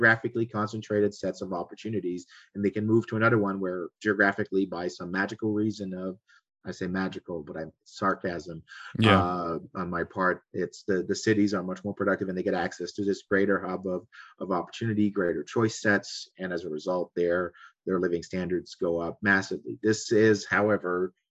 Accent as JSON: {"language": "English", "region": "Quebec", "country": "Canada", "said": "I come from Quebec."}